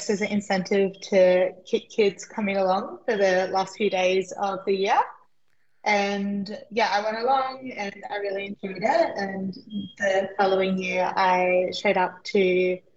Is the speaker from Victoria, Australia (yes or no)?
no; Albion Park Rail, New South Wales, Australia; also born or lived in Figtree, New South Wales; I was born in Fig Tree, but I grew up in Oak Flats and then Albion Park Rail